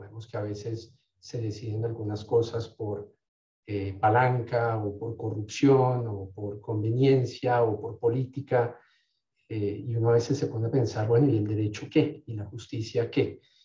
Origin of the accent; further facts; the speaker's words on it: Colombia; moved away as an adult; also born or lived in France / United States; Yo me fui de Colombia a los veintidós años con dos maletas de veintitrés kilos